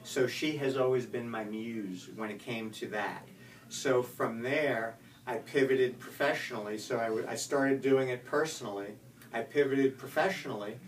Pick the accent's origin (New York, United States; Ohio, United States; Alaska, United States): New York, United States; Spring Valley; moved away as an adult; also born or lived in Atlanta, Georgia; now in Florida, United States; I grew up in Spring Valley, Muncie, New York